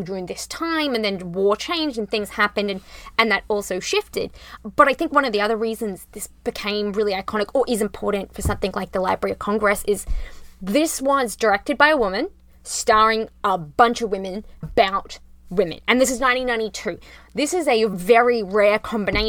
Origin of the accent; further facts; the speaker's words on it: Rockhampton, Queensland, Australia; accent: Australian; moved away; I grew up in a country, Australia.